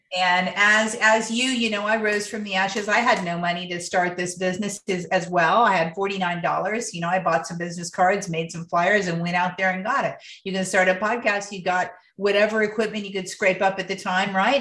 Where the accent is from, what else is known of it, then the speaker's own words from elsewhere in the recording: Ohio, United States; now in San Diego, United States; I'm from Ohio